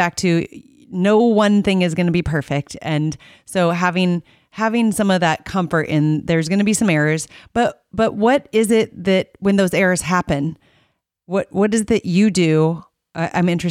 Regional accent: Iowa, United States; I'm a photographer from Iowa

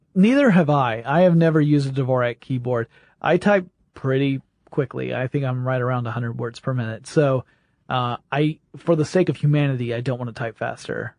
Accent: the South, United States; I'm from the South

